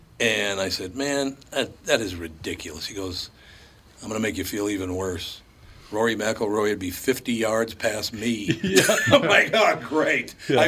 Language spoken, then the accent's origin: English; Minneapolis, Minnesota, United States; growing up in North Minneapolis, of the 40 guys in my class, 6 of us are still alive.